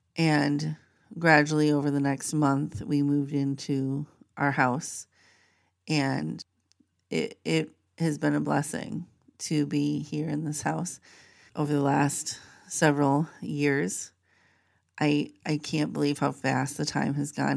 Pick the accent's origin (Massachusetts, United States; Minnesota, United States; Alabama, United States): Minnesota, United States; moved away as an adult; also born or lived in Maryland / Pennsylvania; I grew up in Minnesota